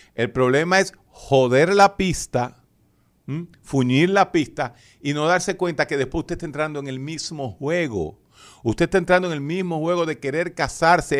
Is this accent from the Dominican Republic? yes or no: yes; Dominican Republic; a mí como dominicano